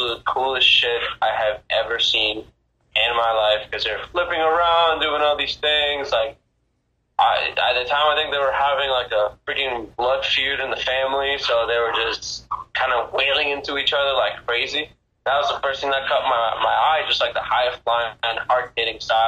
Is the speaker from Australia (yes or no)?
no; Isabela, Puerto Rico; I'm from Puerto Rico